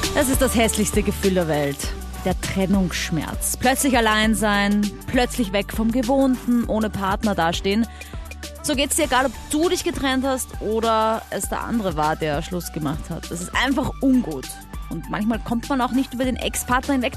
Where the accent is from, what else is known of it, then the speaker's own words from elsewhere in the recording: Austria; accent: Austrian dialect; hörst du vielleicht ein bisschen an meinem Dialekt